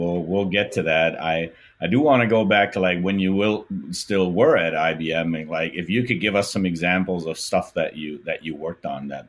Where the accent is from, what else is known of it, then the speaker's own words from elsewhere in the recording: Germany; moved away as an adult; now in Minneapolis, United States; I grew up in Germany, and then I was offered an assignment over here.